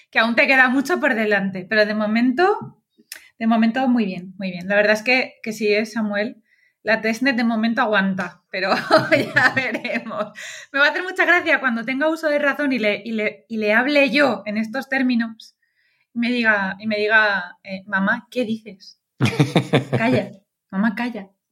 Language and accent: Spanish; Valencian Community, Spain; como buena valenciana